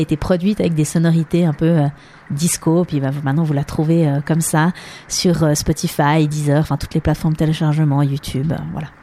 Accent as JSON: {"language": "French", "area": "Lausanne region", "region": "Vaud", "country": "Switzerland", "tie": "born or raised there", "also_born_or_lived": "New York City", "first_language": "French", "said": "je suis née ben, ici en Suisse, dans la région de Lausanne"}